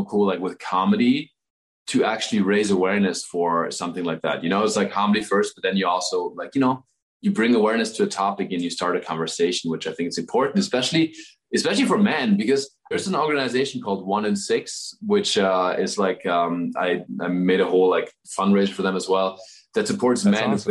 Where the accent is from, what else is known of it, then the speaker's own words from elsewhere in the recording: Southern Germany, Germany; moved away; my hometown is like a town of 1,000 people in the south of Germany